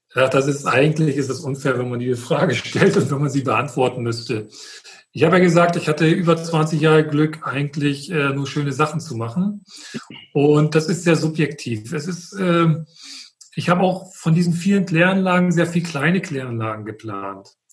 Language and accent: German; Friedland, Mecklenburg-Vorpommern, Germany; ich komme aus Mecklenburg, aus Friedland